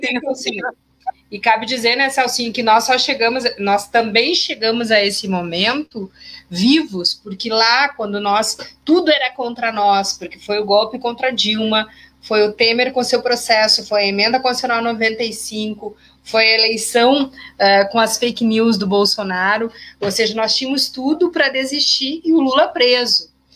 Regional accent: Gravataí, Rio Grande do Sul, Brazil; como diz aqui na minha terra

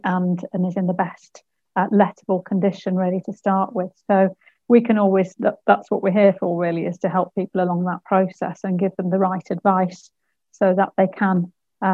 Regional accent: Bridgnorth, West Midlands, United Kingdom; I grew up in Bridgnorth. I don't live there now

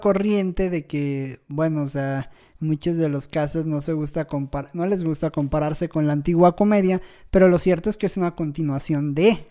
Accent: Mexico; como mexicanos

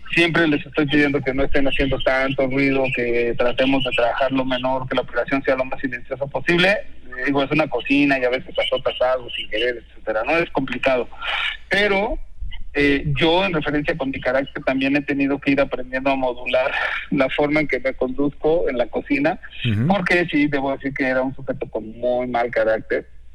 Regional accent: Uruapan, Michoacán, Mexico; now in Mexico City, Mexico; yo soy de Michoacán, nací en Uruapan.

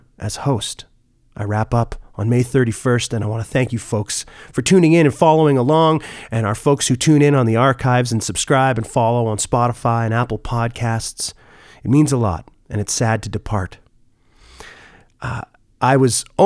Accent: Oshawa, Ontario, Canada; I grew up in Oshawa, Ontario.

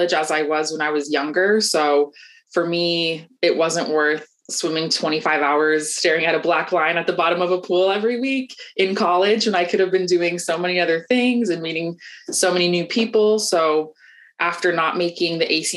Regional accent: Atlanta, Georgia, United States; I'm from Atlanta, Georgia, born and raised, always lived here

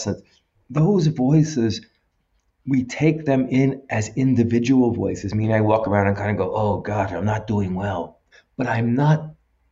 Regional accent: United States; I'm a white Jewish male from the United States.

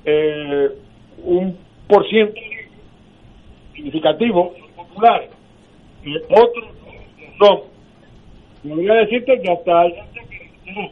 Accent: Puerto Rico

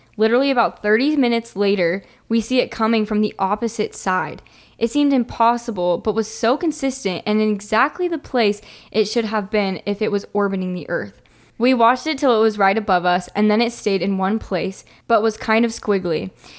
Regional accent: Alaska, United States; Growing up in Alaska, we would see crazy lights in the sky all the time and knew lots of people that swore they had seen UFOs.

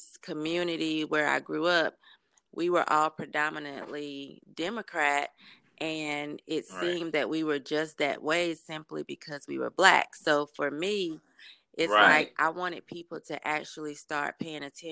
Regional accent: Durham, North Carolina, United States; I'm from Durham, North Carolina

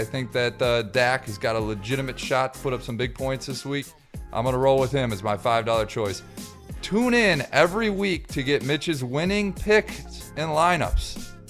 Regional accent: Detroit, Michigan, United States; my hometown Detroit Lions

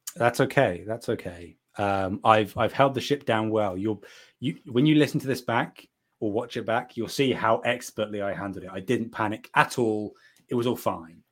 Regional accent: United Kingdom; I'm from Britain

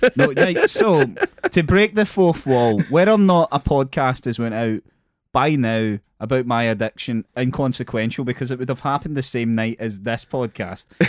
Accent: Scotland, United Kingdom

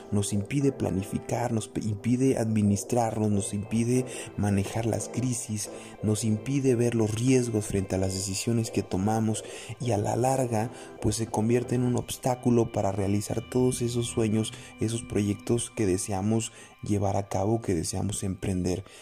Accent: Mexico; los mexicanos no somos organizados

